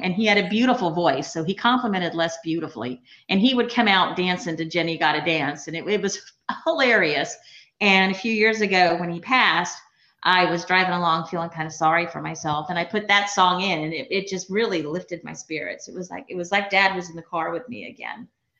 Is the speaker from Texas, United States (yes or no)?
yes; South Texas, United States; I grew up in South Texas, and my dad was a total redneck, God bless him.